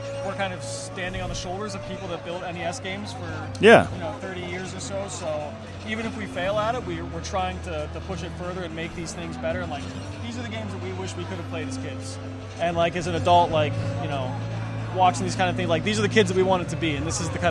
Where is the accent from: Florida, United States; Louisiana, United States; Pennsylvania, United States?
Pennsylvania, United States; Pittsburgh; we grew up around Pittsburgh. It was a big steel town, lots of railroads around.